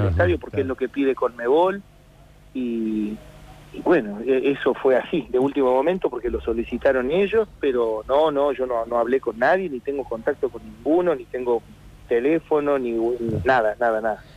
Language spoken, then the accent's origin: Spanish; Buenos Aires, Argentina; also born or lived in Córdoba, Argentina; nací en Córdoba, vivo en Buenos Aires desde que tengo ocho años